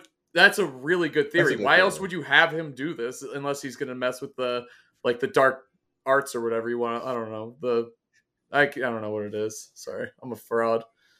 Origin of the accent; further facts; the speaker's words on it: New York, United States; And I grew up in New York.